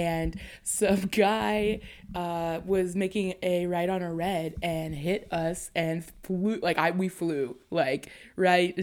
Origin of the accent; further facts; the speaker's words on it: Hamilton, Ontario, Canada; I'm from Hamilton.